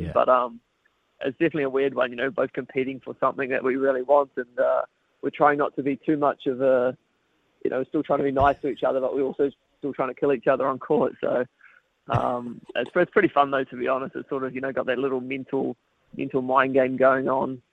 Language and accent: English; New Zealand; growing up in New Zealand